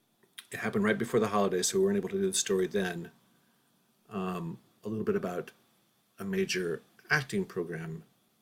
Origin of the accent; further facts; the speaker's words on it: Phoenix, Arizona, United States; moved away; Phoenix, my hometown. I have not lived there for probably 30 years.